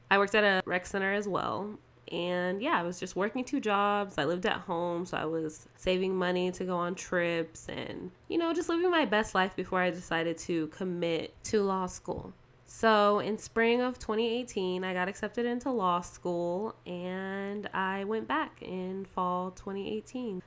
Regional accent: Las Vegas, Nevada, United States; also born or lived in Ohio / San Diego, California; I am Vegas raised, but I wasn't born here. I'm actually originally from Laredo, Ohio

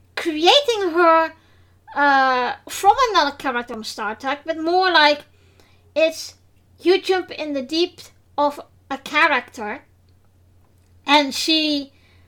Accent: Netherlands; first language Dutch; English is a second language; now in England; I am from the Netherlands

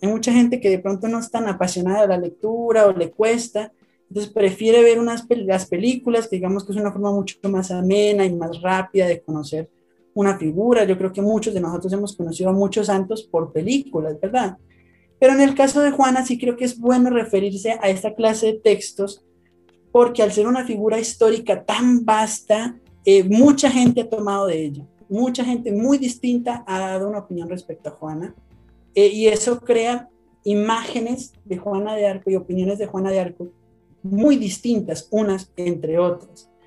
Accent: Colombia; also born or lived in Bogotá, Colombia; soy de Colombia, les, hablo desde Bogotá, Colombia

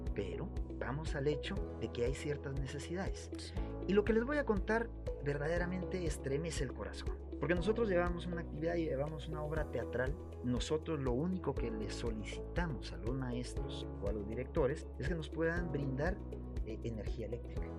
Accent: Guatemala; Somos guatemaltecos

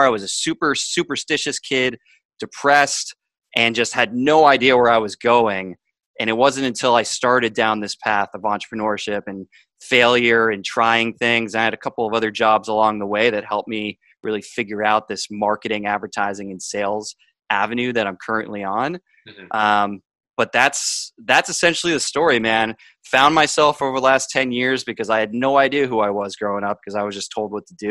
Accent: Boston, Massachusetts, United States; also born or lived in Miami; I grew up in an upper middle class family north of Boston

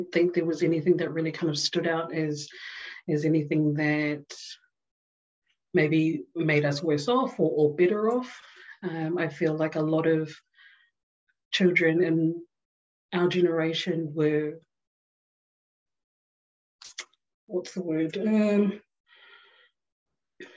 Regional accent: Auckland, New Zealand; moved away as an adult; now in Melbourne, Australia; born and raised in Auckland, I guess for the most part, South Auckland.

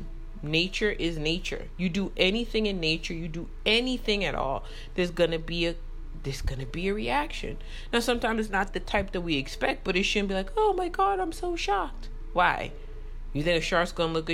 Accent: New York, United States; I grew up in New York

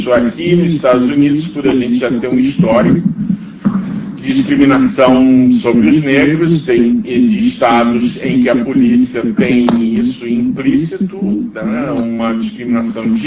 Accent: Rio de Janeiro, Brazil; now in United States; eu sou brasileiro, eu sou carioca, conheço o Rio, vivi ali.

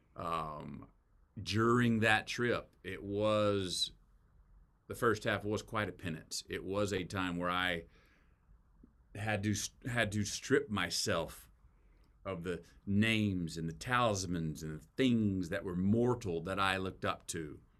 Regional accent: Texas, United States; as a Texan

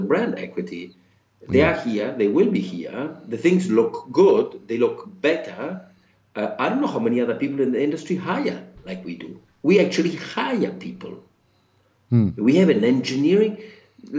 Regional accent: Florence, Tuscany, Italy; moved away; I am from Florence. So after 26 years of being away

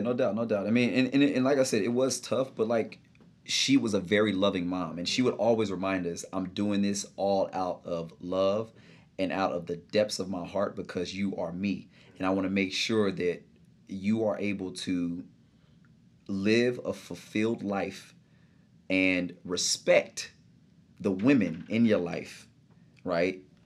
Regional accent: Grand Prairie, Texas, United States; moved away as an adult; now in New York, United States; born and raised Dallas, Texas, in a little suburban area called Grand Prairie

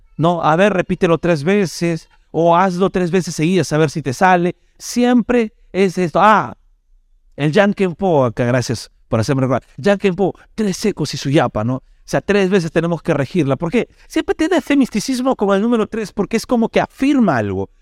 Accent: Peru; Como peruanos

